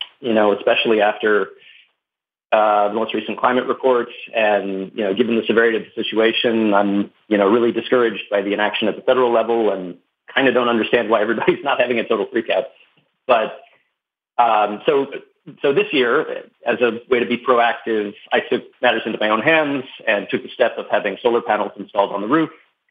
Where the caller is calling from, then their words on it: California, United States; I'm calling from California, continental U.S.